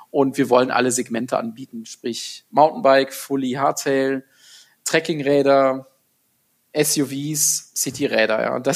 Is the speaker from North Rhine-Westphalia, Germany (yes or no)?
yes; Gummersbach, North Rhine-Westphalia, Germany; born there; ich komme gebürtig aus Gummersbach, aus dem äh, Oberbergischen Kreis, ähm, was eine halbe Stunde von Köln ist